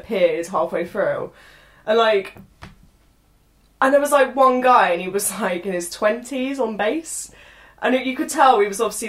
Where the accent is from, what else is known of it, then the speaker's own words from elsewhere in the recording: Bedfordshire, near Milton Keynes, East of England, United Kingdom; moved away as an adult; now in Lincoln, United Kingdom; Bedfordshire. Okay. I'm from a small village near Milton Keynes.